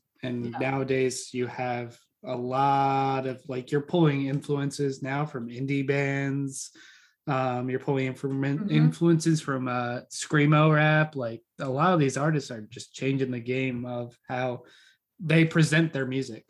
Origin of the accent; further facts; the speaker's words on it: New York, United States; now in Burlington, Vermont, United States; Even though I'm not a true Vermonter, I am I'm the Flatlander. I'm from New York.